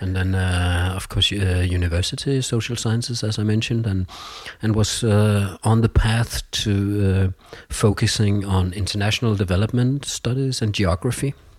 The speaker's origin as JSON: {"language": "English", "town": "Copenhagen", "region": "Capital Region of Denmark", "country": "Denmark", "tie": "born or raised there", "also_born_or_lived": "Jutland / Portugal", "second_language": "English", "said": "I'm from Copenhagen, uh, my mother is Portuguese, my father is Danish. Um, we've been living in Copenhagen when I was a child"}